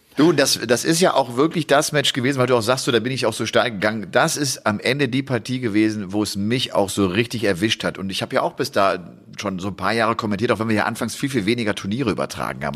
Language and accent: German; Rhineland, Germany; now in Upper Bavaria, Germany; ich komme ja aus dem Rheinland gebürtig